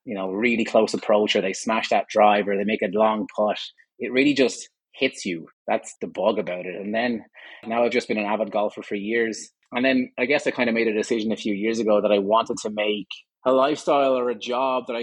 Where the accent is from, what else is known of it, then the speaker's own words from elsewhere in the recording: Ireland; moved away as an adult; also born or lived in Vietnam; now in Calgary, Canada; I'm Irish originally, for my sins